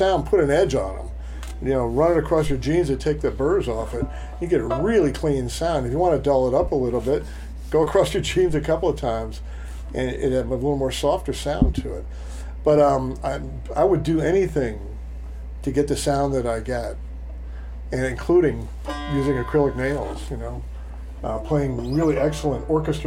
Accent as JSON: {"language": "English", "area": "Hudson Valley", "region": "New York", "country": "United States", "tie": "born or raised there", "said": "when I grew up in the Hudson Valley"}